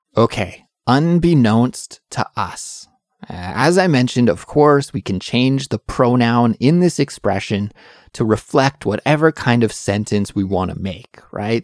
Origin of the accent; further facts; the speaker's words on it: Canada; now in Seoul, South Korea; I'm an English teacher from Canada, but I'm currently living in Seoul, South Korea